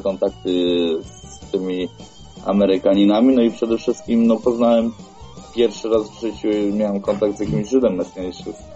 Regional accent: Poland; skąd ja jestem z Polski

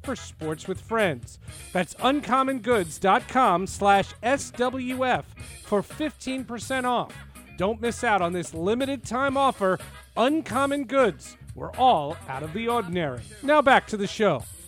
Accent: New Jersey, United States; also born or lived in Brooklyn, New York; I moved from Brooklyn to New Jersey

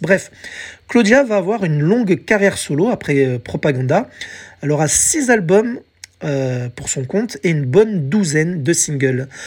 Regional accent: France; chez nous, en France

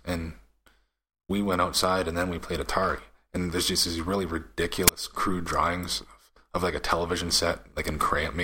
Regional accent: Canada; I'm Canadian

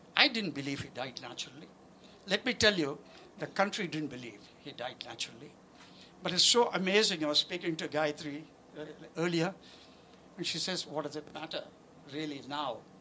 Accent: India; I was born in British India

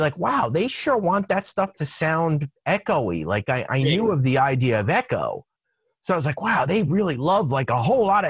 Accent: United States; it kind of is still in our DNA as American

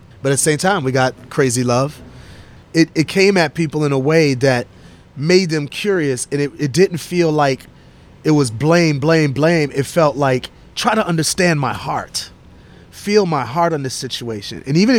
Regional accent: New York, United States; The world wasn't ready, Speech. I'm from New York, Speech.

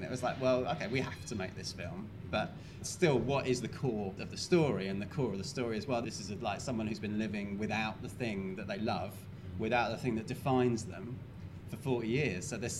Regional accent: London, United Kingdom; I grew up in London. I suppose I had a bit of kind of folk influence because I grew up in a really Irish area of London

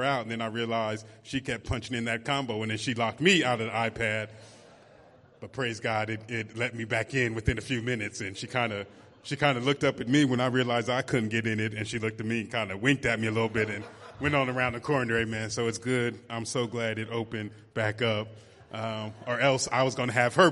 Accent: San Francisco, California, United States; moved away as an adult; now in Oakland, United States; I live in Oakland, but I'm originally from San Francisco

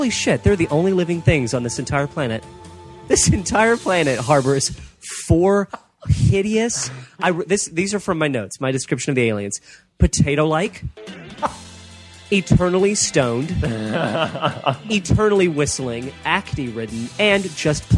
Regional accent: Chicago, Illinois, United States; I'm from Chicago

